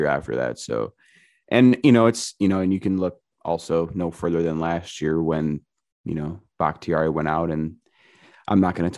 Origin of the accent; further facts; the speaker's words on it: Illinois, United States; I'm from Illinois